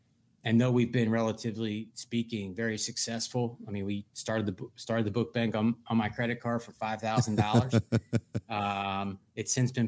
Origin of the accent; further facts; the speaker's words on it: Pennsylvania, United States; Love Suitorsville. I love the people of Western Pennsylvania.